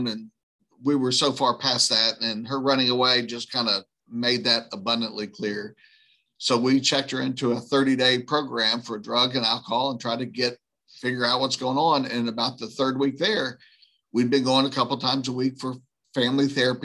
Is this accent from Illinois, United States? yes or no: no; New Orleans, Louisiana, United States; I grew up right outside of New Orleans.